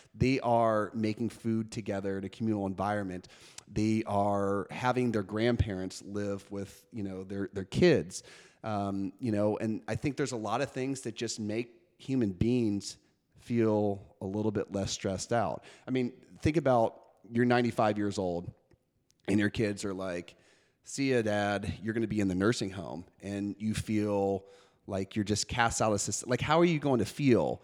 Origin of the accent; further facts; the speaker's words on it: New York City, New York, United States; I grew up in New York City